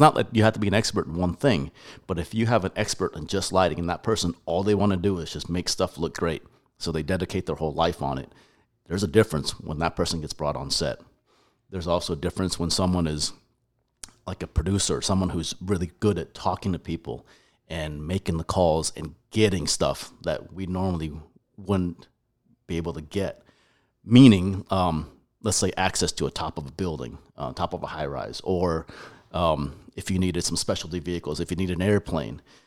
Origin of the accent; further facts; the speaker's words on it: Colorado, United States; moved away as an adult; also born or lived in Taiwan; now in Texas, United States; I was born in Taiwan, moved all over the U S, grew up in Colorado, up in the mountains, Aspen Vale, Breck, Glenwood Springs, and, uh, from second grade to college